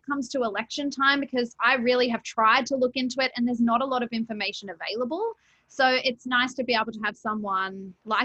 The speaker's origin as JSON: {"language": "English", "country": "Australia", "tie": "born or raised there", "said": "I'm born and raised in Australia"}